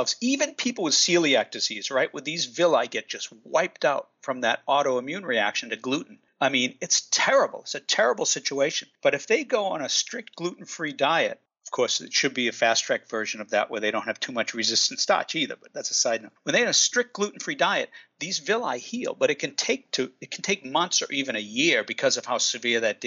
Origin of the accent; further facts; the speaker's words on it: United States; accent: Boston; also born or lived in West Coast; now in Watertown, United States; I actually grew up right between Boston and Providence